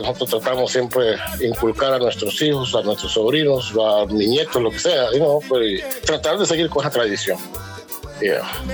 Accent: Corozal, Atlántida, Honduras; also born or lived in New York City, United States; now in United States; el resto de la familia son somos de Corozal

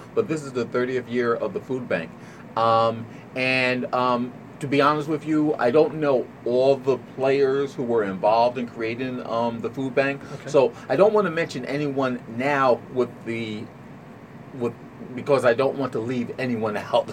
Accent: New Jersey, United States; growing up in New Jersey

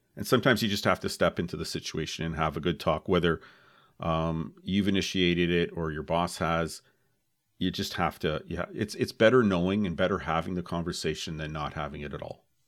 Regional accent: Oakville, Ontario, Canada; we're both from Oakville

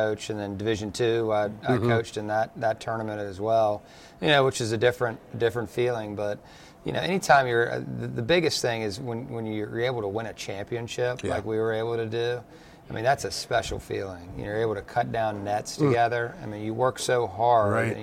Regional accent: Durham, North Carolina, United States; moved away; I was born in Durham.

